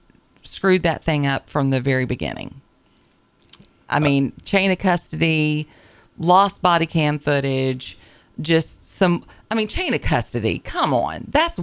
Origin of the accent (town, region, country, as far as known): Elon / Monroe, Virginia, United States; born or raised there